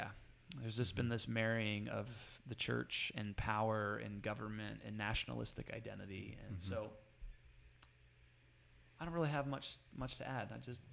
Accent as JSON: {"language": "English", "country": "United States", "said": "I am not an American first. I'm a Christian"}